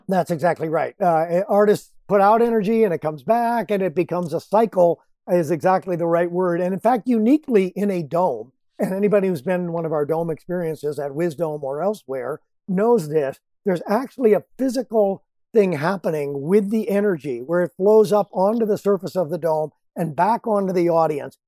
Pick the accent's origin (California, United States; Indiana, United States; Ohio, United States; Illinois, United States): Illinois, United States; Rockford; Rockford, Illinois, which is my hometown